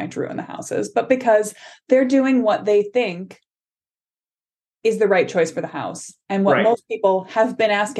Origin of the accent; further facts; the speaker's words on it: Chicago suburbs, Illinois, United States; I grew up in the Chicago suburbs